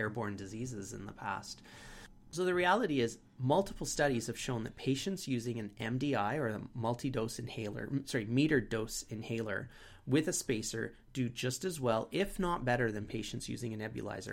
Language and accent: English; Canada